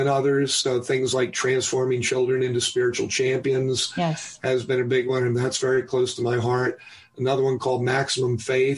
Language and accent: English; New York City, New York, United States; I was born in New York City